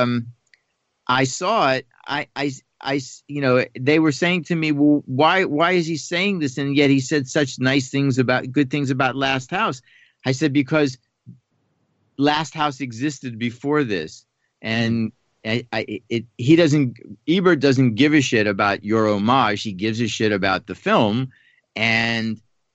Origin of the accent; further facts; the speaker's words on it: Pittsburgh, Pennsylvania, United States; I grew up in Pittsburgh